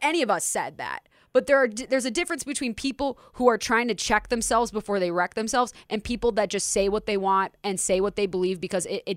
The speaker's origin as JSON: {"language": "English", "town": "Minneapolis", "region": "Minnesota", "country": "United States", "tie": "born or raised there", "said": "Minneapolis, my community."}